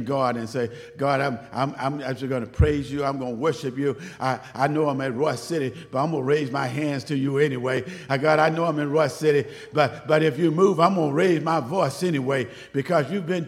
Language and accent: English; Waco, Texas, United States; moved away as an adult; also born or lived in Dallas, Texas / Plano, Texas; I grew up in Waco, so I guess I'm somewhat of a city boy